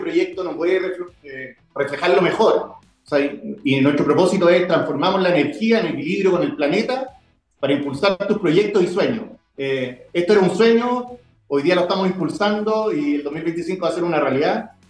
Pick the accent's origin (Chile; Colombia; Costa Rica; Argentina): Chile; Viña del Mar, Valparaíso; yo soy de Viña del Mar